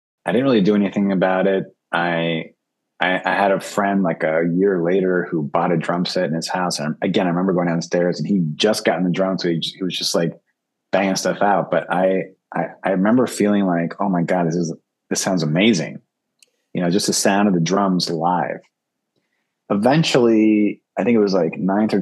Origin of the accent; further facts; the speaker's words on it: Annandale, Virginia, United States; moved away as an adult; also born or lived in Uruguay / New York City; now in New York, United States; I grew up in the D.C. area, in Northern Virginia, in Annandale and Springfield, basically, suburb of Washington, D.C.